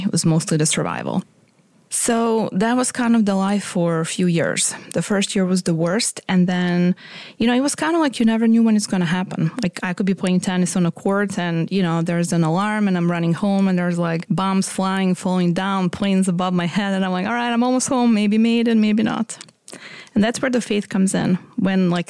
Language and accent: English; Croatia; moved away; I'm from Croatia, but I was born in Yugoslavia